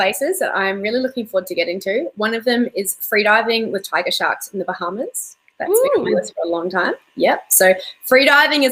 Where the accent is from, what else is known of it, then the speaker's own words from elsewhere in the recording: New Zealand; now in Perth, Australia; I grew up in New Zealand and learned to dive in really cold water.